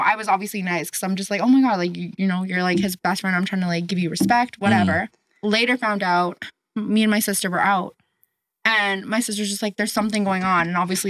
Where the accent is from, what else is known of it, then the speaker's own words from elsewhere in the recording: Saskatoon, Saskatchewan, Canada; moved away as an adult; also born or lived in Regina; I lived in Regina and I'm from Saskatoon.